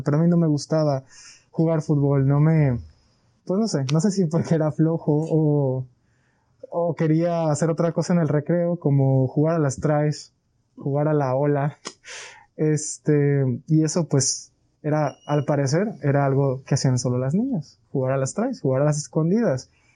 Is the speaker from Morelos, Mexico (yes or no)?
no; Colima, Mexico; Soy de aquí de Colima